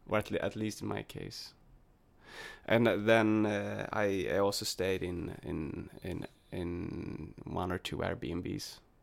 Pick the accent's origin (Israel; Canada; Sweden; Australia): Sweden; English is a second language; I'm from Sweden